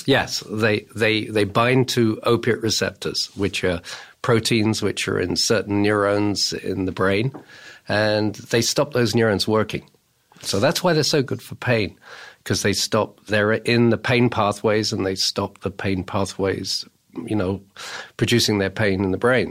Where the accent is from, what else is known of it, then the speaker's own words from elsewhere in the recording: England, United Kingdom; moved away as an adult; now in United States; I come from England and I started my opiate research in England.